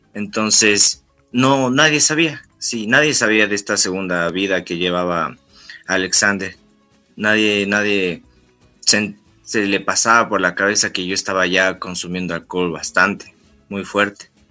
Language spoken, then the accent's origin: Spanish; Tulcán, Carchi, Ecuador; yo tengo 24 años. Sí, yo soy de Tulcán